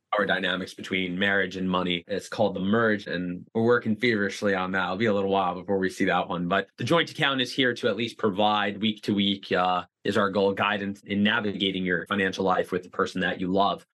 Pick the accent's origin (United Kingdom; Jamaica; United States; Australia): United States; Boca Raton, Florida; I'm from South Florida, from Boca Raton, which is hands down the retirement capital of the world